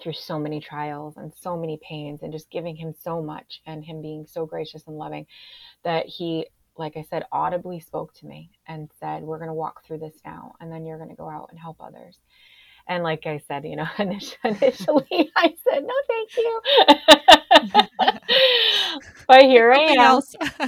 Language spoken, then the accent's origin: English; Springfield, United States; moved away as an adult; I moved back to my hometown of Springfield